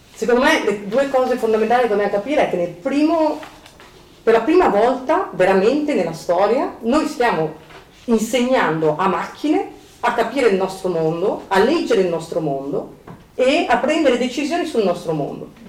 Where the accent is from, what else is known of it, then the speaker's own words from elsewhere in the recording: Milan, Lombardy, Italy; moved away; siamo di Milano e ho detto sì, da tanti anni che sono via da Milano ma non sono mai uscita, cioè non sono riuscita mai a a, a, lasciare Milano da, dentro di me, sono sempre stata milanese